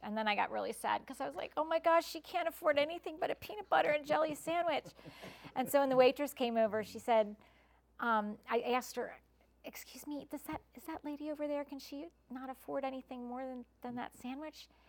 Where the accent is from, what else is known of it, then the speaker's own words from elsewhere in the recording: United States; now in Malvern, United States; I grew up in Westchester